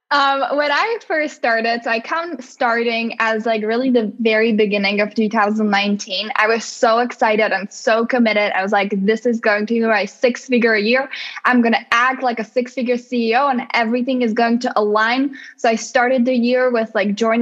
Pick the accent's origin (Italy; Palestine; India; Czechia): Czechia; English is a second language; moved away as an adult; now in United States; growing up in the Czech Republic, and like I was there until I was 24, and then I moved to the US.